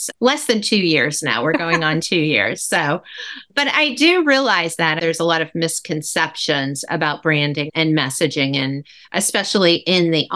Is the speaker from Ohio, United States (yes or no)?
yes; Ohio, United States; that's my home state. I'm in Cleveland